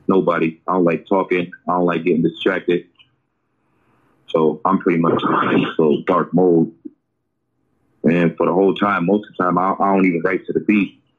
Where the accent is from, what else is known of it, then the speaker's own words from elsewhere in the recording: Oakland, California, United States; I'm from Oakland